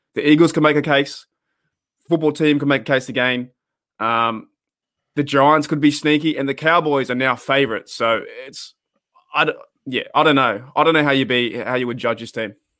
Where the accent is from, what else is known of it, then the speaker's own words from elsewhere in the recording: Australia; being an Australian fan